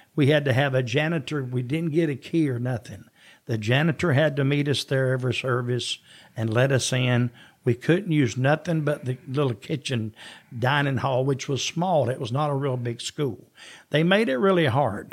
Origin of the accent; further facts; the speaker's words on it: Jesup, Georgia, United States; moved away; also born or lived in Jacksonville, Florida / Athens, Georgia; I was born in Jessup, Georgia